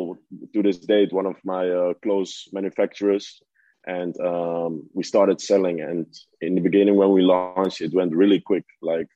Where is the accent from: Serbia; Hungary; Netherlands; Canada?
Netherlands; I grew up in the Netherlands